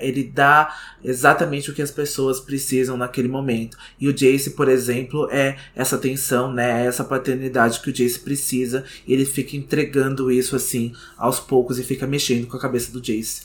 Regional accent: Brazil

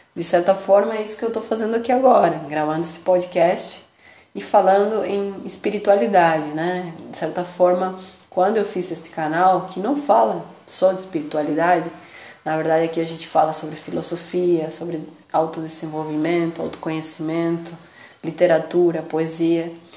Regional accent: Buenos Aires, Argentina; now in Brazil; eu nasci em Buenos Aires, na Argentina, e moro no Brasil

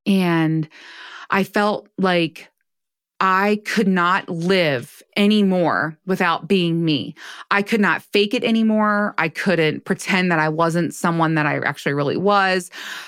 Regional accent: United States; now in Baltimore, United States; I grew up in right outside of DC, and I'm in Baltimore now.

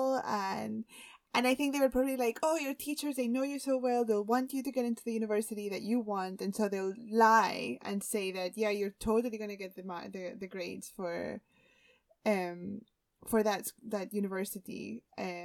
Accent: Spain; now in United Kingdom; I grew up in Spain

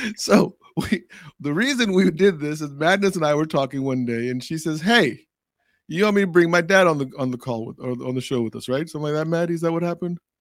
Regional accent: Arlington, Virginia, United States; when I was in third or fourth grade in Arlington, Virginia

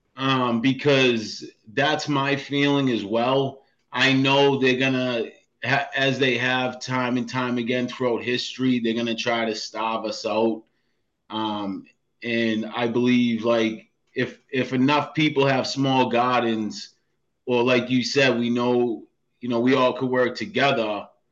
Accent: Boston, Massachusetts, United States; moved away as an adult; now in Franklin, Massachusetts, United States; I grew up in the projects in South Boston

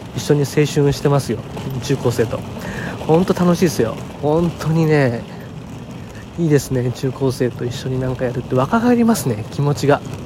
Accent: Chiba, Japan; 地元千葉県の地元の中学校に行ってきたんですね

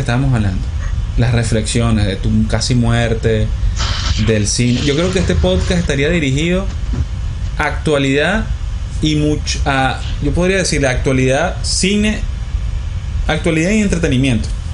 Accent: Maracay, Aragua, Venezuela; venimos de Maracay

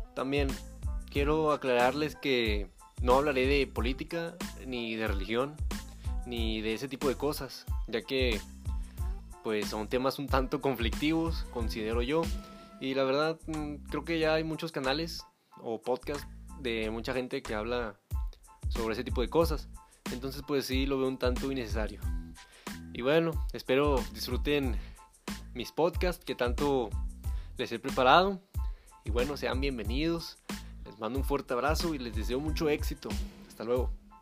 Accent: Monterrey, Nuevo León, Mexico; yo soy originario y actualmente vivo en la ciudad de Monterrey, en el estado de Nuevo León, en México

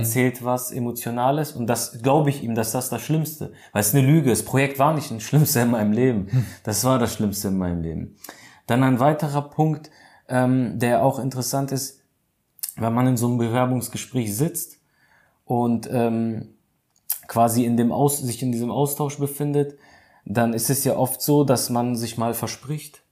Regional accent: Germany; hier bei uns in Deutschland

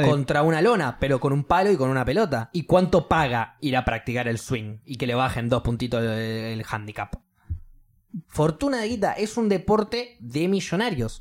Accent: Argentina; yo soy de Argentina

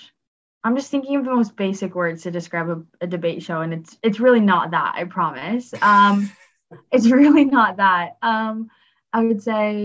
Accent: Los Angeles, California, United States; I'm from Los Angeles

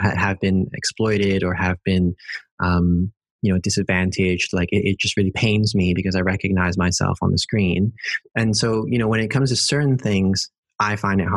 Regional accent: Hong Kong; moved away as an adult; also born or lived in United Kingdom; now in Netherlands; growing up in Hong Kong

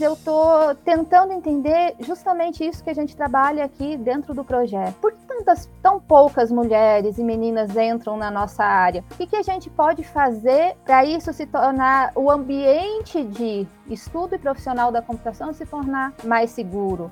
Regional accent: Palmas, Brazil; eu sou aqui da cidade de Palmas

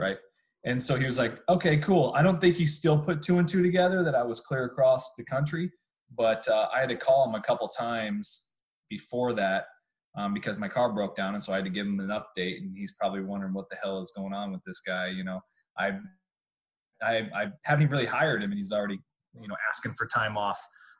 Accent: California, United States; So I came from California. I got my certification, started getting my Rolodex of people, start meeting some coaches.

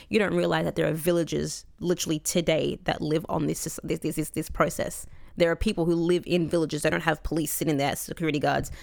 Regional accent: Coburg, Victoria, Australia; I grew up in Coburg

